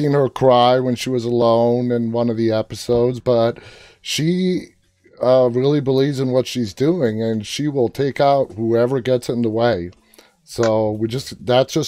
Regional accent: New York City, New York, United States; moved away as an adult; I was born and raised for 23 years in Queens

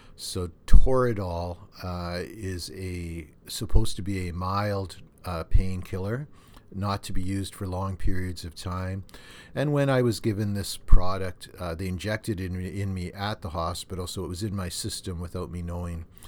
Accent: Thunder Bay, Ontario, Canada; when I was a kid and l, growing up in Thunder Bay

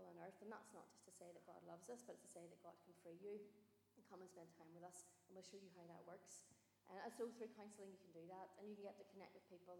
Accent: Carrickfergus, Northern Ireland, United Kingdom; I'm just ordinary from Carrick

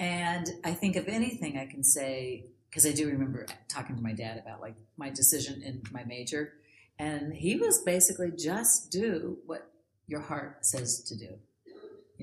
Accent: Los Angeles, California, United States; also born or lived in San Diego; I actually was born and raised in Los Angeles

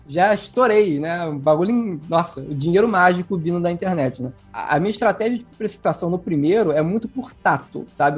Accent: Rio de Janeiro, Brazil; eu sou carioca

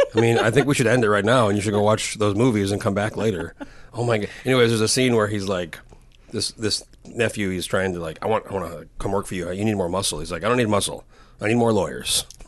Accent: New Mexico, United States; moved away as an adult; now in Colorado, United States; we grew up in New Mexico

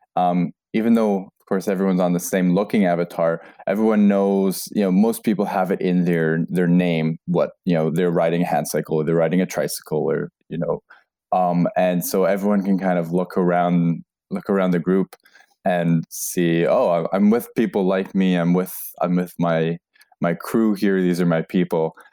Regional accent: Canada; moved away as an adult; now in Norway; I'm originally from Canada

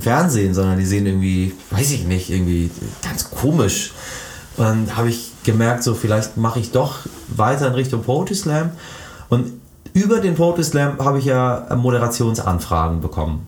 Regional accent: Hamburg, Germany; also born or lived in Iran; nach Hamburg-Eidelstedt wieder zurückkehre in die Gedanken der, der späten 80er

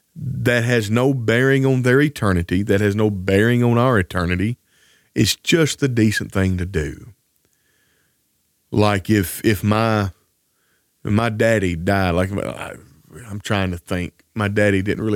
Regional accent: Tennessee, United States; now in Arkansas, United States; please don't bury me in Arkansas, where we've lived the last 10 years, bury me where I grew up back in Tennessee.

